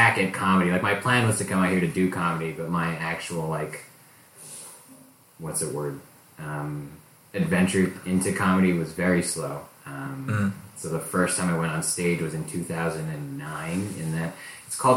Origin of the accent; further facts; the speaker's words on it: Hawaii, United States; moved away as an adult; now in Inland Empire, United States; I'm Hawaiian, I'm Filipino, I'm Japanese. I grew up in Hawaii